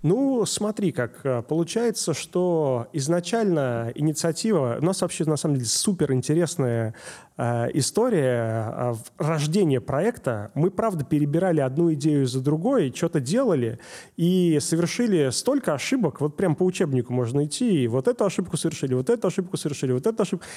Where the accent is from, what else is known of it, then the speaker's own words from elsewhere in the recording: Saint Petersburg, Russia; я из Питера